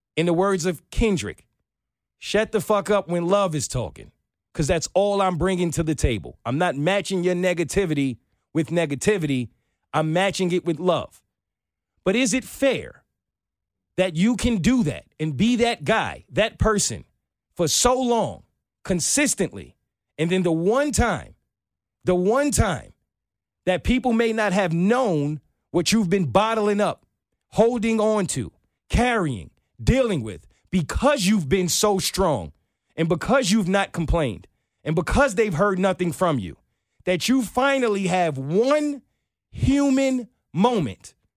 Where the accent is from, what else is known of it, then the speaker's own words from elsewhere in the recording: New York, United States; growing up in New York